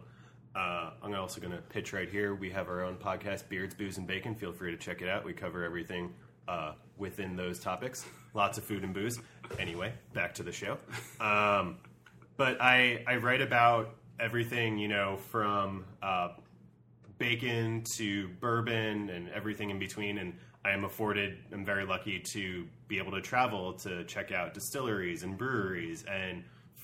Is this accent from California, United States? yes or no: no; New Jersey, United States; moved away; also born or lived in Germany; I grew up in New Jersey